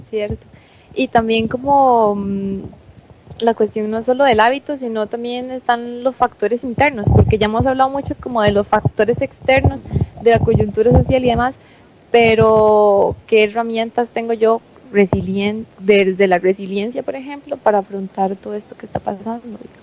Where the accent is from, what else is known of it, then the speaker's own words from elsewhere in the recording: Costa Rica; nuestra alimentación tradicional como costarricenses